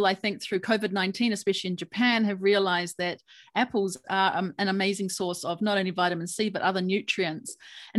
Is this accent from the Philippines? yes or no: no; New Zealand; I was born and raised in New Zealand